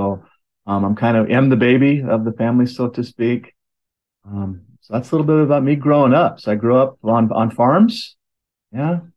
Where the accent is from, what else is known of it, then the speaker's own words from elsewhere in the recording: Oregon City, Oregon, United States; I was born in Oregon City, Oregon, in a hospital that's no longer exists